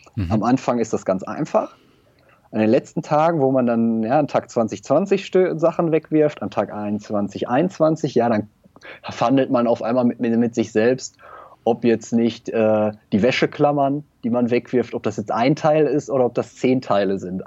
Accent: Germany; dass ich in Deutschland geboren bin, bei einer stabilen Familie

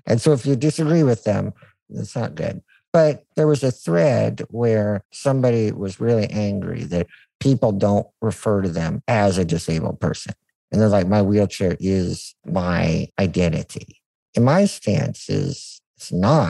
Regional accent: United States; being an American

